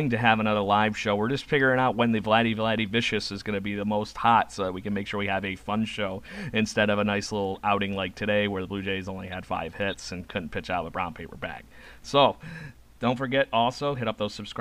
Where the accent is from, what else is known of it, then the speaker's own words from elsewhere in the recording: United States; I'm American